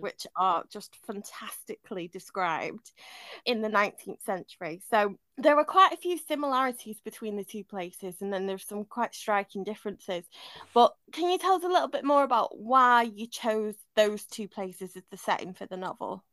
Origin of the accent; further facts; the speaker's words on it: Manchester, North West England, United Kingdom; moved away; I grew up partly in Manchester